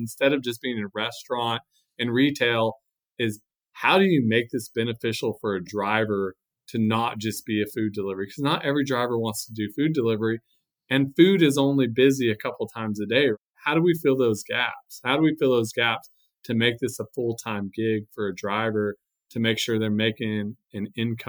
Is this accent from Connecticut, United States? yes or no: no; San Antonio, Texas, United States; I'm from San Antonio